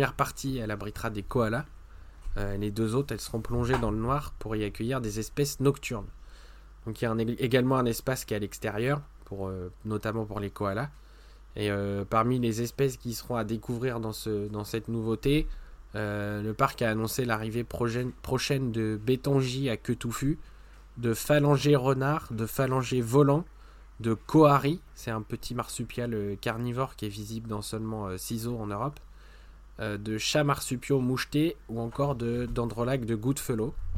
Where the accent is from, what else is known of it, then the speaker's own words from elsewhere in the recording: France; chez nous en France